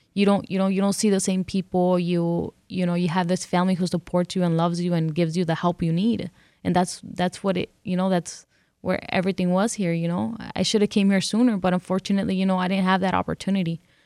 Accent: California, United States; first language English; moved away as an adult; also born or lived in Detroit; now in Mexico; I grew up here. I grew up in California, and this is the only place I know that is home.

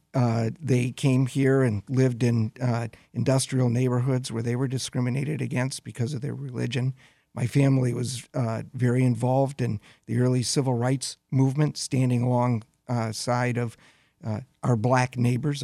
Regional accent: Flint, Michigan, United States; I grew up in Flint

